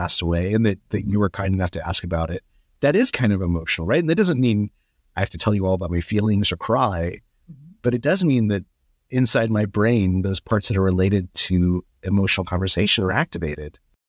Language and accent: English; Albuquerque, New Mexico, United States; So I grew up in Albuquerque.